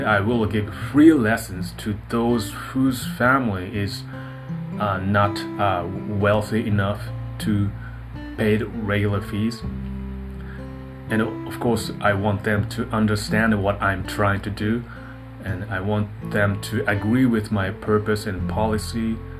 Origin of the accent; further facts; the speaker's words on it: Japan; accent: Japanese English; English is a second language; also born or lived in Niigata City; here I am, Japanese, and I live in Japan, and uh, my English is uh, not a like English English, but spoken by Japanese